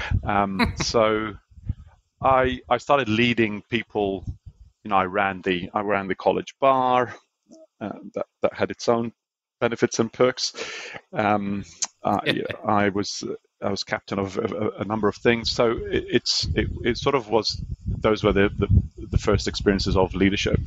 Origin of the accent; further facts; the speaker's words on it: Malta; now in Auckland, New Zealand; I grew up in Malta, a little island in the Mediterranean